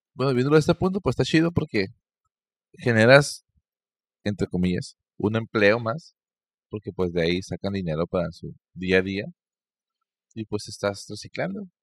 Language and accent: Spanish; Mexico; yo como mexicano promedio